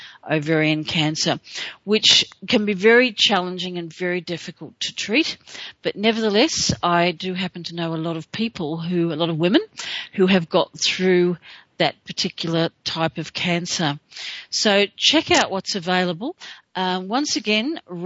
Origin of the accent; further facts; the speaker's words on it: Australia; being an Aussie